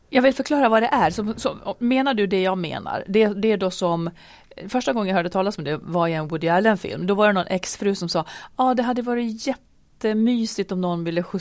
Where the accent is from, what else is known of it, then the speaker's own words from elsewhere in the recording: northern Sweden, Sweden; moved away; by, i, där jag är född